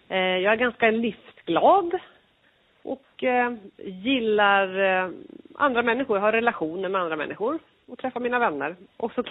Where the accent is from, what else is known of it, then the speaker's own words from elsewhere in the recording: Örebro County, Sweden; man representerar ju ett län, jag är ju från Örebro län.